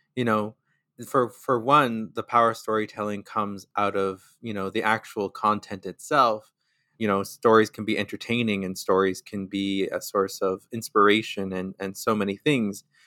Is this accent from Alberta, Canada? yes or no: yes; Sturgeon Lake Cree Nation, northern Alberta, Canada; now in Winnipeg, Canada; I am from Sturgeon Lake Cree Nation, which is in Treaty Eight territory in northern Alberta